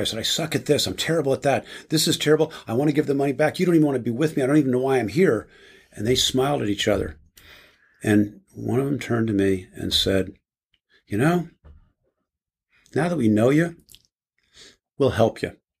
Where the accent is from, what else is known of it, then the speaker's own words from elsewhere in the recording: New Jersey, United States; I was raised in New Jersey in a small town Catholic community